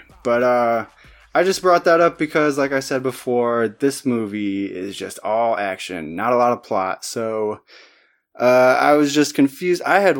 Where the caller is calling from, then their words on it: Goshen, Indiana, United States; I'm recording from Goshen, Indiana.